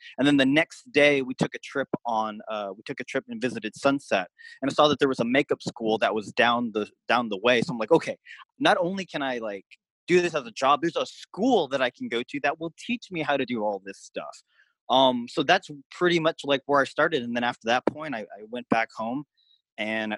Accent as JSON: {"language": "English", "town": "Seattle", "region": "Washington", "country": "United States", "said": "I'm originally from Seattle, Washington"}